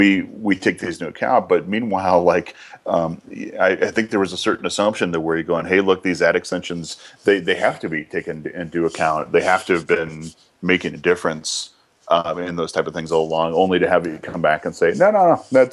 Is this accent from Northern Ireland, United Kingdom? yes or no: no; Scotland, United Kingdom; So it's a good thing I'm Scottish, so I can keep up with you.